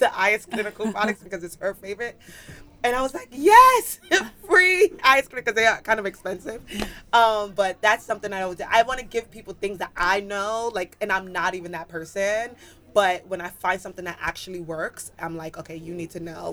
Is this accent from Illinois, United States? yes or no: no; New York City, New York, United States; moved away as an adult; now in Los Angeles, United States; born and raised in the Bronx. A New York kid.